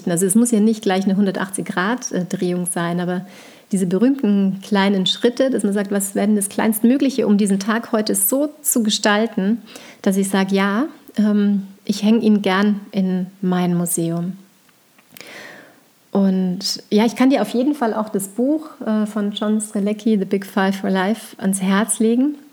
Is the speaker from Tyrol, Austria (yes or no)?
yes; Tyrol, Austria; dreieinhalb Stunden ähm, in Tirol bin, in meinem Heimatort bei meinen Eltern, dass wir da auftanken können.